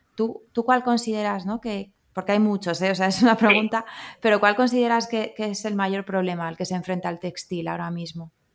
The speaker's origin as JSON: {"language": "Spanish", "town": "Madrid", "region": "Community of Madrid", "country": "Spain", "said": "yo soy de Madrid"}